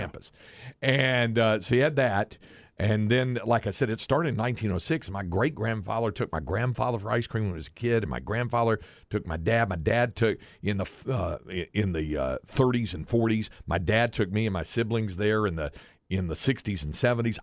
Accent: Greensboro, North Carolina, United States; Elm Street in downtown Greensboro as a, as a, a native of the area

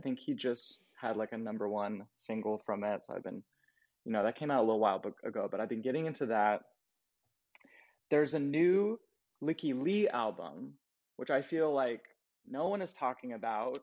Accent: Colorado, United States; moved away as an adult; also born or lived in Jersey City; now in New York, United States; I grew up in Colorado

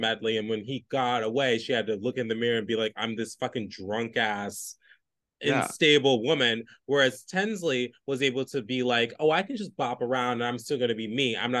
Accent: United Kingdom; Shout out to the Brits. Shout out to the Brits. I'm a Brit girl.

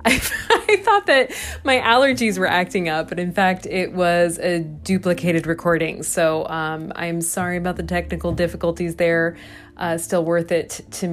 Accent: Des Moines, Iowa, United States; now in Milwaukee, United States; I will be back in my hometown

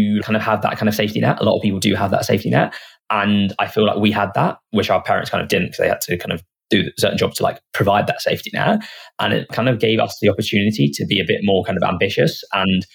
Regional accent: Hitchin, East of England, United Kingdom; we're from Hitchin where the business is based now, and it's a small town.

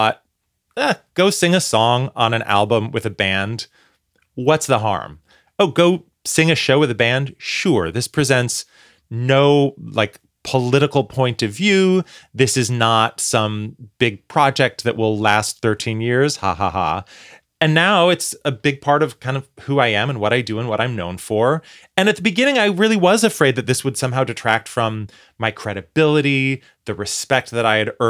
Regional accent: Portland, Oregon, United States; moved away; Portland, Oregon, my hometown.

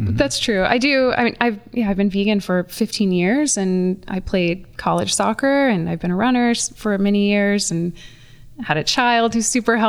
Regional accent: the South, United States; For me as an individual, I grew up in the South and I was early on very aware of some big social justice issues, poverty, racism, sexism.

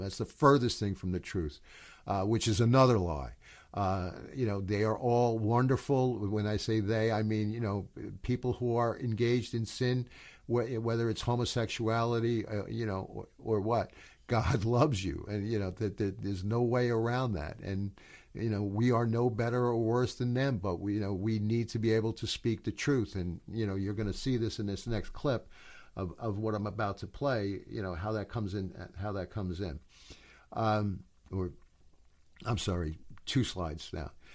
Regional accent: New York City, New York, United States; I'm from New York

